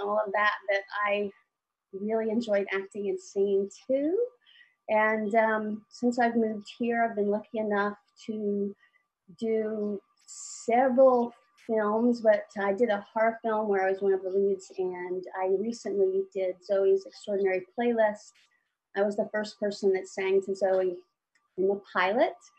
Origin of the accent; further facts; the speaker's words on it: Alabama, United States; moved away as an adult; also born or lived in Dallas / New York; I grew up in Alabama